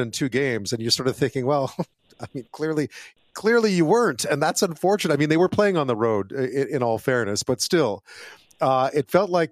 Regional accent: Montreal, Quebec, Canada; now in British Columbia, Canada; I grew up in Montreal

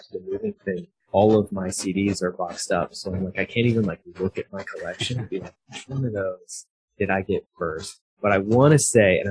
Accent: Fort Collins, Colorado, United States; I grew up in Fort Collins, so it's about an hour north of Denver.

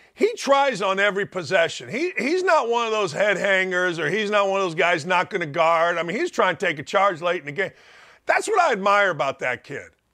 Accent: Merrillville, Indiana, United States; moved away; my hometown was Maryville, Indiana. It's over here in the northwest corner.

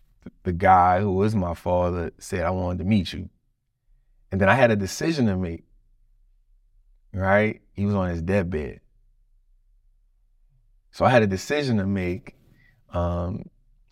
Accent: United States; being a black man growing up in America

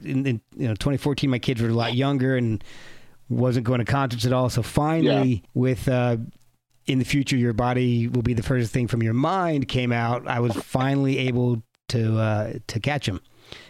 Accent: New Jersey, United States; I grew up in New Jersey

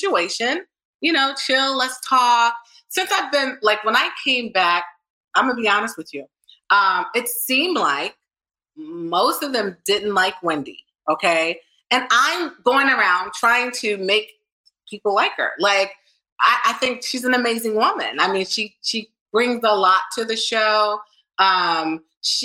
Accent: New Jersey, United States; I'm from New Jersey

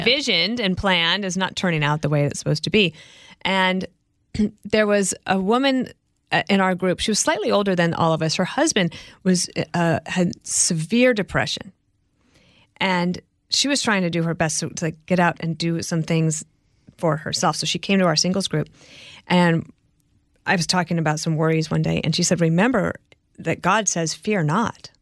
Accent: Colorado, United States; moved away as an adult; also born or lived in Illinois; I grew up in Colorado

